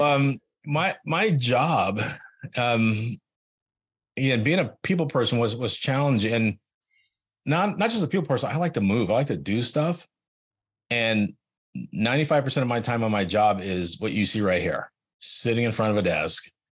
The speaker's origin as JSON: {"language": "English", "area": "Silicon Valley", "region": "California", "country": "United States", "tie": "born or raised there", "said": "I grew up in Silicon Valley"}